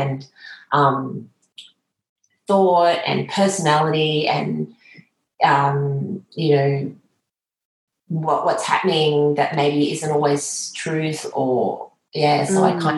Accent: Moree, New South Wales, Australia; also born or lived in Tamworth / Armidale; growing up in Moree, Tamworth, Armidale, where as a child you're in the landscape constantly

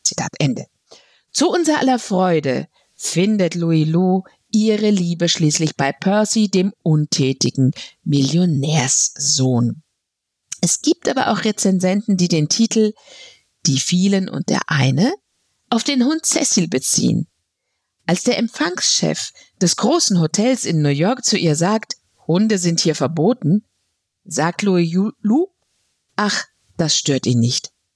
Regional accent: Frankfurt, Hesse, Germany; Als Frankfurterin

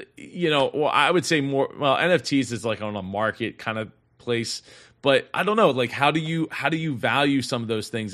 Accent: Philadelphia, Pennsylvania, United States; I'm from the Philly area

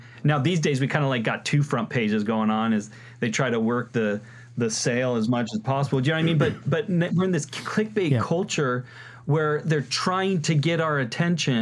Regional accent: United States; as one American to another

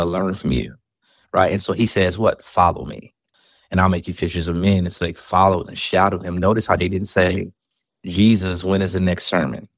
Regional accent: Chicago, Illinois, United States; I'm from the South Side of Chicago

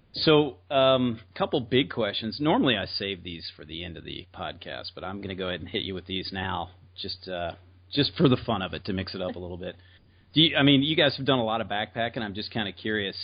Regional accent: the South, United States; I'm from the South

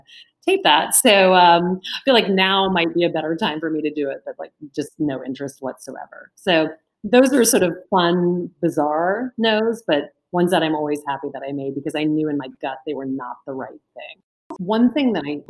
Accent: Lake Charles, Louisiana, United States; now in New York City, United States; I grew up in Lake Charles, Louisiana.

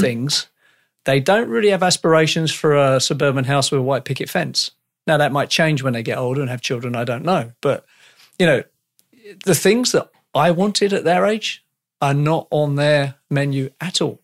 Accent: United Kingdom; now in Canada

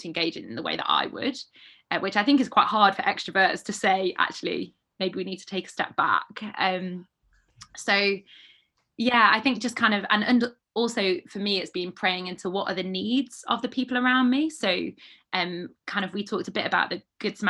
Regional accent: Stoke-on-Trent, West Midlands, United Kingdom; moved away as an adult; also born or lived in Peterborough / Bedford / Cambridge; now in Sheffield, United Kingdom; I'm from Stoke-on-Trent myself

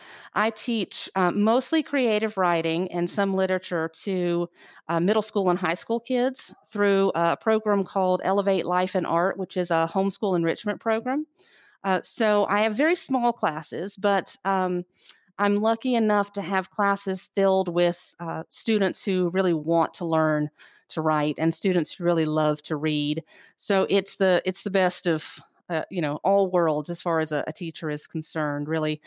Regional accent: Kure Beach, North Carolina, United States; Yeah, I loved growing up in Curie Beach. It was idyllic in every way. And I think I do still have that small town sensibility of family and neighborhood and community.

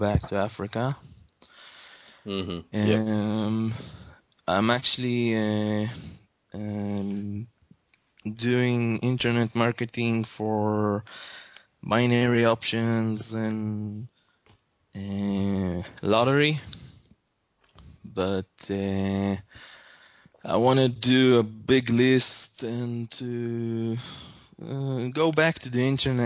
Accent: Israel; from Israel. It's 3 in the morning here

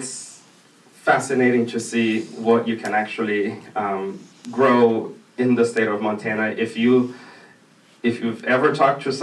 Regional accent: Brazil; moved away; I'm originally from Brazil

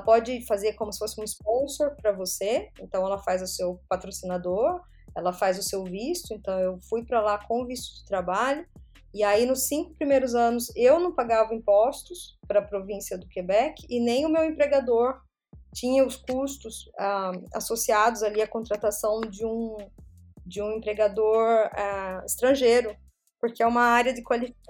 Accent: Brazil; moved away as an adult; also born or lived in São Paulo / France; faz muito, muito tempo que eu saí do Brasil.

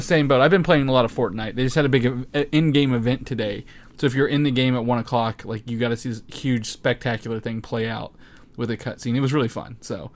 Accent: near Louisville, Indiana, United States; I grew up near Louisville

